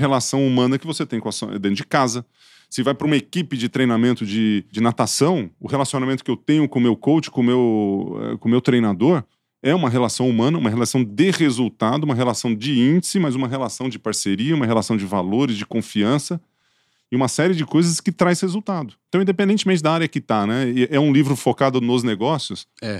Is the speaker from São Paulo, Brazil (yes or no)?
yes; Ituverava, São Paulo, Brazil; accent: caipira; eu sou de Tuverava